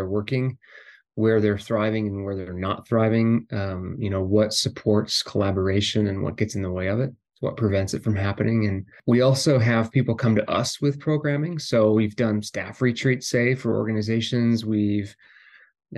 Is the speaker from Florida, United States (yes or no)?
no; Tom Miner Basin, Montana, United States; I grew up in Montana in a small ranching community right on the edge of Yellowstone Park, a place called Tom Miner Basin